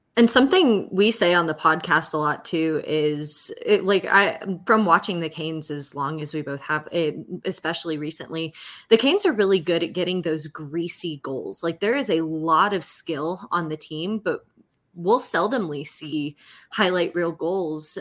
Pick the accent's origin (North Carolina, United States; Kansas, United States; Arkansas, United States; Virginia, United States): North Carolina, United States; Clayton; I grew up in the Clayton area, uh, first 18 years of my life